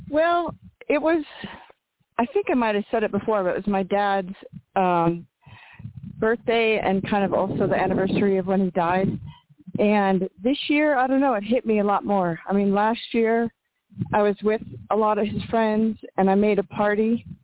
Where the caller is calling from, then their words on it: New Mexico, United States; Hi, Toni. It's … in New Mexico.